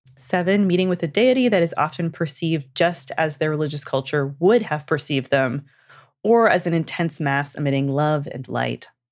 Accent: Canada; I'm from Canada and we learn French all throughout our childhoods and into high school.

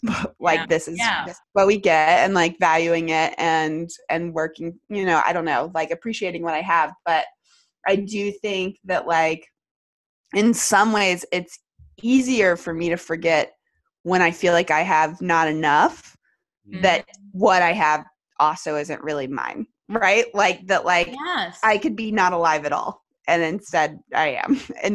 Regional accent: United States; And certainly from a perspective of like being American, you know, being where I'm at, like it is truly an abundance

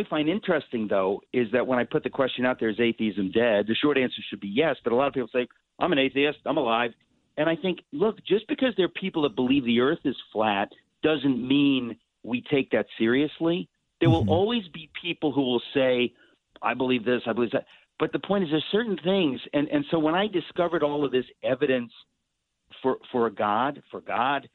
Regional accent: New York, United States; born or raised there

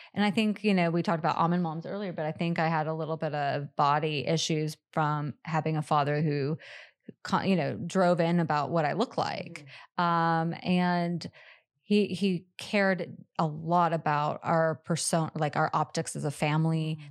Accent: Pacific Northwest, United States; I grew up in the Pacific Northwest

